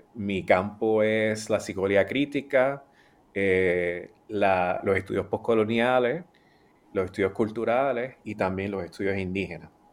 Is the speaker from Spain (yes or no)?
no; Puerto Rico; moved away as an adult; also born or lived in Australia; yo soy puertorriqueño y soy caribeño y latinoamericano.